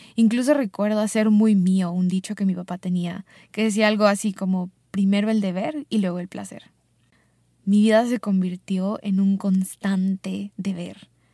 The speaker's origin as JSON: {"language": "Spanish", "country": "Mexico", "tie": "born or raised there", "also_born_or_lived": "Chicago, United States"}